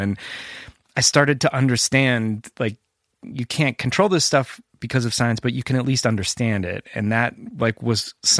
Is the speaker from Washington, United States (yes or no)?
no; Whittier, California, United States; growing up in Whittier